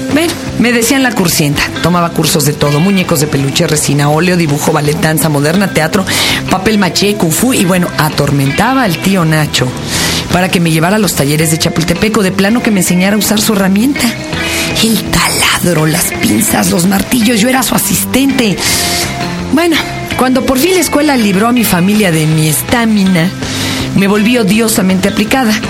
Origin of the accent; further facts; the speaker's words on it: Mexico City, Mexico; De chica viví en Polanco y en la Glorita Chilpancingo